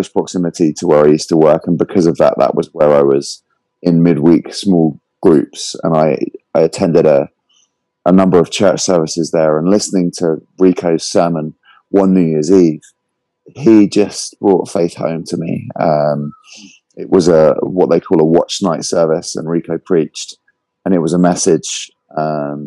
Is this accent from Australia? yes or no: no; the Home Counties, South East England, United Kingdom; also born or lived in West London; I grew up in the home counties, which is just outside of London. About 20 minutes outside, and originally from the UK, but I spent my most recent years living in West London